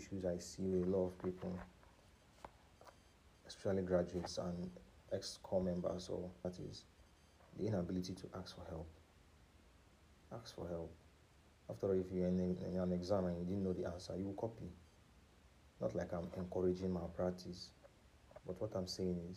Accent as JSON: {"language": "English", "country": "Nigeria", "said": "especially as a Nigerian"}